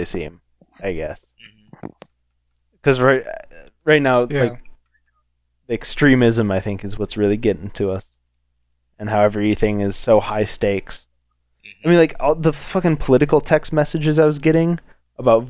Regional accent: United States; as the American people

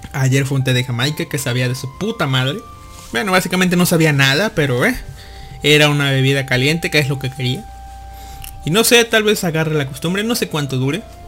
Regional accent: Mexico; de niño acá en México, en Latinoamérica

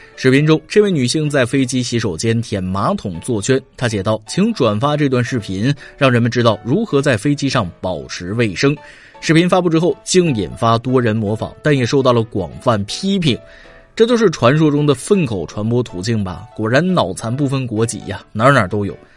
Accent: China; 我们中国人

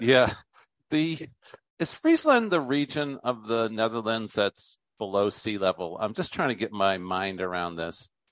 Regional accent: United States; when you grow up in America

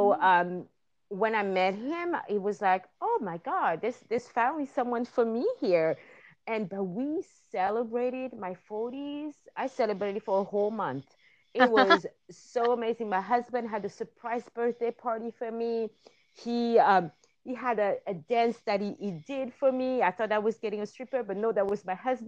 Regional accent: France; moved away as an adult; also born or lived in Madagascar / south of France / Brittany; now in Los Angeles, United States; I'm originally from Madagascar, but born and raised in France

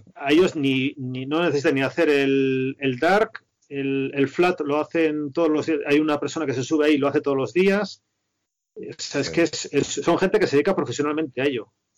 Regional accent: a village in Toledo, Castilla-La Mancha, Spain; moved away as an adult; also born or lived in Madrid; me había criado, en un pueblo de Toledo

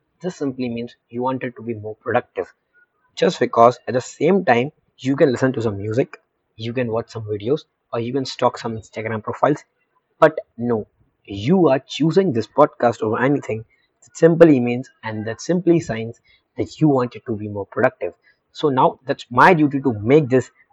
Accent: India; being a 17-year-old Indian teenager, being an Indian youth

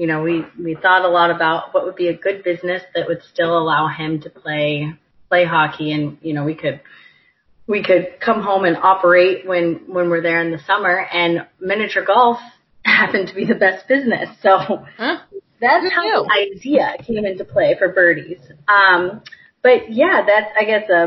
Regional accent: Carmel, Indiana, United States; also born or lived in Michigan; I am from Carmel. I grew up there and went to Carmel High School.

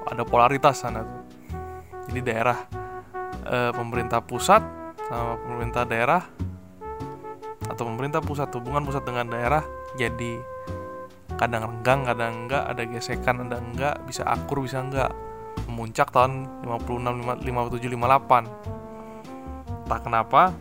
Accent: Jakarta, Indonesia; kalau saya sebagai orang Jakarta gitu ya kayak dengar kasus pencurian atau ledakan tabung gas setiap hari

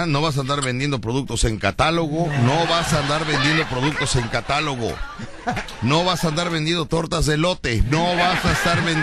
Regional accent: Veracruz, Mexico; now in United States; a mí y a otras personas más que, somos del estado de Veracruz y que buscamos la compañía veracruzana.

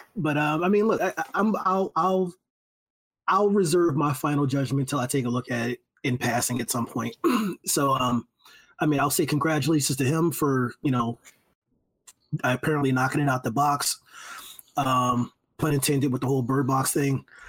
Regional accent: Philadelphia, Pennsylvania, United States; moved away; As a Philly native, you know, you know, like look, Philly is my hometown, born and raised

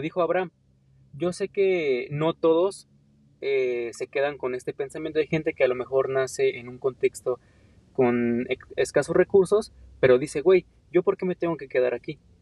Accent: Mexico; como mexicano tengo potencial

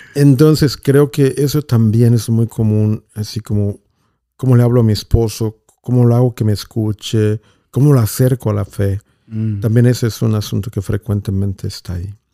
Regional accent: Mexico; hubo seminaristas en mi pueblo por cinco años

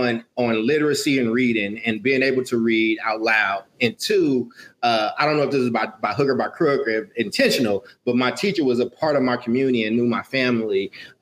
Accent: Chicago, Illinois, United States; born there; Well, for folks that know me, I was born in Chicago

